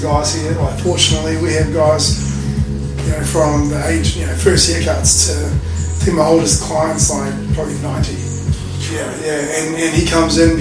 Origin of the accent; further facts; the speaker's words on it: Christchurch, Canterbury, New Zealand; now in Gold Coast, Australia; I was raised in New Zealand. Also got a Canadian passport. My mum's Canadian